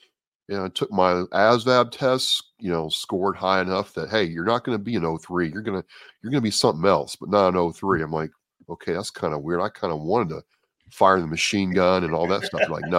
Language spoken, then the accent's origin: English; Shreveport, Louisiana, United States; also born or lived in Midwest; I did some growing up in Shreveport, Bossier, Louisiana, and Bossier is the home of the Strategic 8th Air Command for the Air Force, right? Big Air Force town.